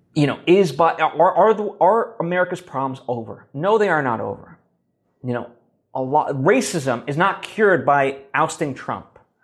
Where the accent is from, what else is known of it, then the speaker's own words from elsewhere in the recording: United States; we as an American people